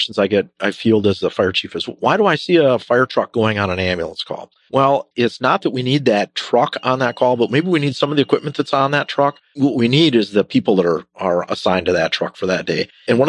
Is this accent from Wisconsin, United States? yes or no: yes; Owen, Wisconsin, United States; moved away as an adult; now in Wausau, United States; I grew up in Owen Withy, so Owen specifically, Twin Cities in the Northwoods, right between Wausau and Eau Claire.